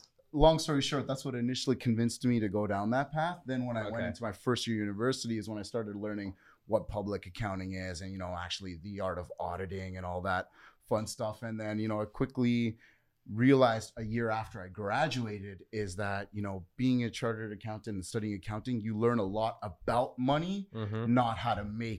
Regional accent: Toronto, Ontario, Canada; also born or lived in Vaughan; So for me, growing up initially, I actually grew up in the hood in Jane and Finch.

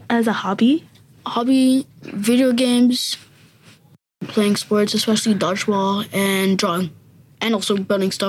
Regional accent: New York City, New York, United States; I was born in a hospital in Forest Hills, and I live in Springfield Gardens with my family.

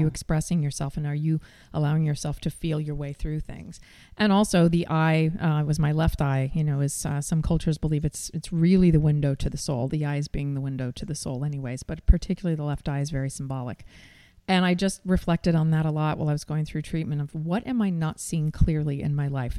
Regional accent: Seattle, Washington, United States; also born or lived in New York; followed my heart back to my hometown

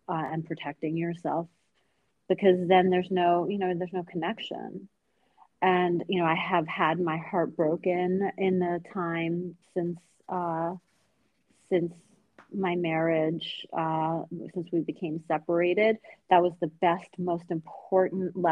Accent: Long Island, New York, United States; also born or lived in Tehran, Iran; I'm from Long Island

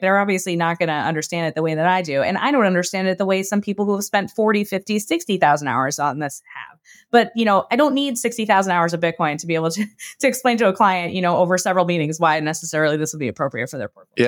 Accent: New York, United States; moved away as an adult; also born or lived in Brooklyn; I grew up in New York

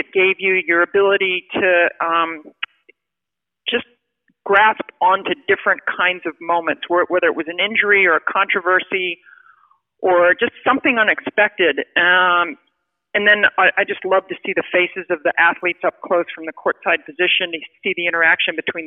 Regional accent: Baltimore, Maryland, United States; growing up in Baltimore

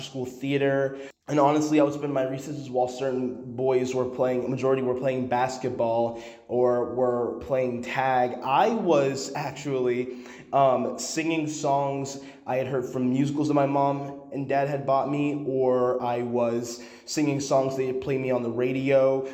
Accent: Dallas, Texas, United States; moved away as an adult; now in Connecticut, United States; I grew up in Dallas and I go to Connecticut now

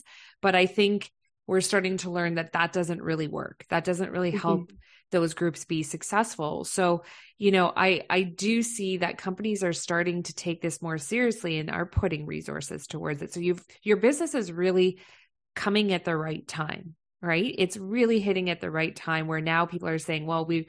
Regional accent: London, Ontario, Canada; moved away; I'm from London, Ontario

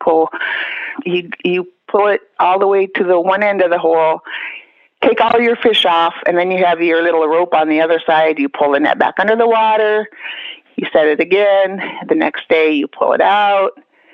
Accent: Kotzebue, Alaska, United States; I'm Inupiaq, Alaska native, born and raised in Kotzebue, Kikiktaqwalaq

